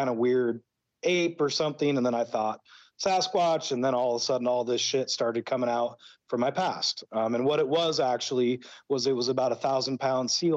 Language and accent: English; Brush Prairie, Washington, United States; moved away as an adult; also born or lived in Pacific Northwest / Idaho; now in Mexico; I was raised in Brush Prairie, Washington